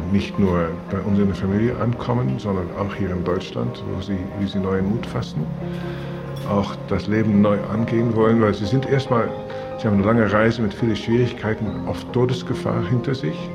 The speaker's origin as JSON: {"language": "English", "country": "Afghanistan", "second_language": "English", "moved": "yes", "lives_now": "Germany", "said": "I'm from Afghanistan. Now it's uh, six months I come in Germany."}